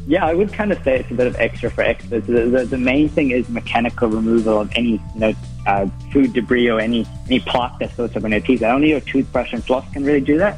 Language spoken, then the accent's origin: English; Auckland, New Zealand; I'm from Auckland